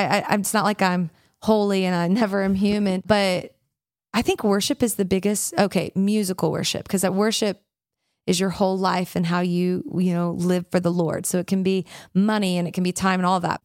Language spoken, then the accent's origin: English; Memphis, Tennessee, United States; I grew up in the South, in the deep South, in Memphis, Tennessee